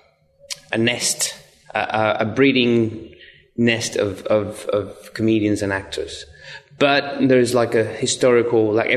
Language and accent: English; Venezuela; English is a second language; moved away as an adult; now in Australia; I come from Venezuela.